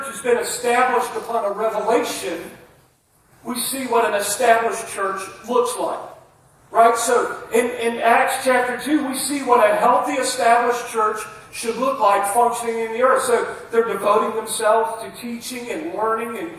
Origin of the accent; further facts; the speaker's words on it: United States; I'm an American preacher